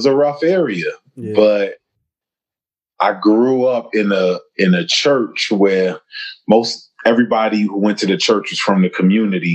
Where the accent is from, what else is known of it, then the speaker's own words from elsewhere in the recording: New York City, New York, United States; moved away as an adult; I'm from Far Rockaway, born and raised